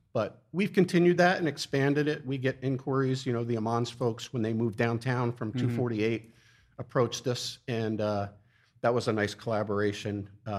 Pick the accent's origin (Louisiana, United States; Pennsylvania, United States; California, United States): Pennsylvania, United States; Wilson; moved away as an adult; also born or lived in Maryland; now in Easton, United States; Born in 61, born and raised in Wilson, went to Wilson High, class of 79.